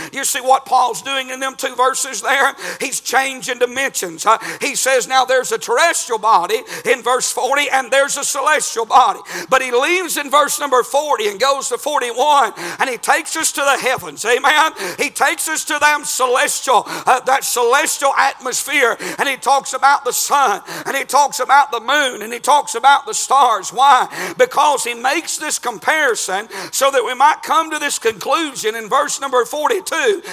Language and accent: English; United States; I'm from Murray County